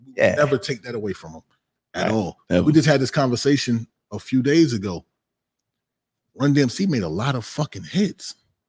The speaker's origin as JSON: {"language": "English", "region": "the North", "country": "United States", "said": "And I'm from the North."}